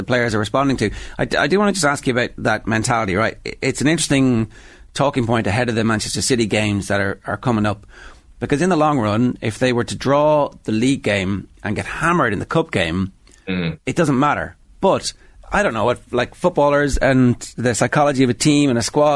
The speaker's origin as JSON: {"language": "English", "country": "Ireland", "said": "Irish football fans"}